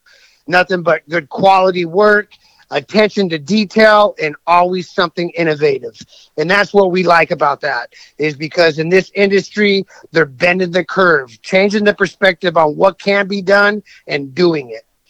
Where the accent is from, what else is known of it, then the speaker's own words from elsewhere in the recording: California, United States; because I'm originally from Southern California. I live up in Northern California now